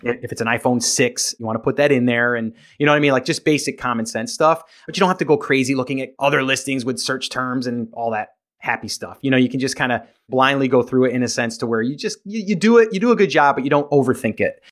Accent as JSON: {"language": "English", "region": "New York", "country": "United States", "moved": "yes", "lives_now": "South Carolina, United States", "said": "I'm originally from New York. I'm now in South Carolina"}